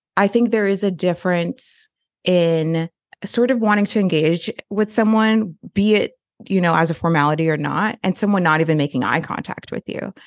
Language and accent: English; Florida, United States; also born or lived in Austin, Texas; now in Winston-Salem, United States; I am kind of a forever transplant. I am from Florida